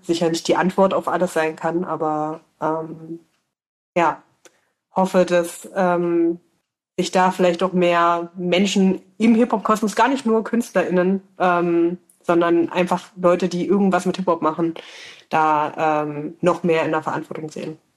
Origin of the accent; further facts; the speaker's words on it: Saxony-Anhalt, Germany; now in Leipzig, Germany; ich ähm, komme ja gebürtig aus Sachsen-Anhalt, ich wohne in Leipzig